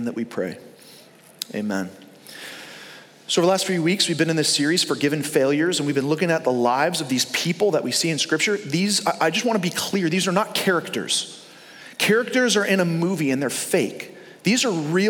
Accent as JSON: {"language": "English", "region": "New York", "country": "United States", "tie": "born or raised there", "moved": "yes", "lives_now": "Fort Myers, United States", "said": "we grew up in New York"}